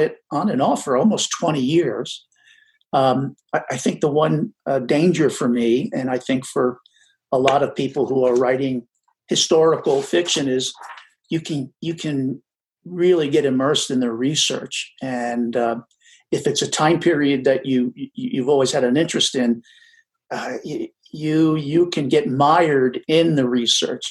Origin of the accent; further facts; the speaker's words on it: New Jersey, United States; I grew up in New Jersey